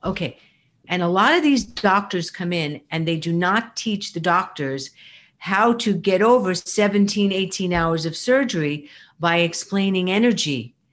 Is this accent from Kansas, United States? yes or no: no; New York, United States; I am mostly a New Yorker